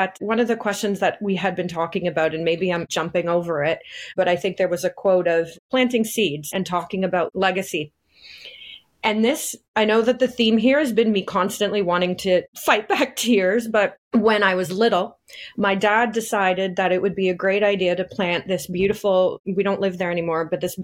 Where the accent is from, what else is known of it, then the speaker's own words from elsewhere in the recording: Bradford, Ontario, Canada; we grew up in Bradford, which is not so small anymore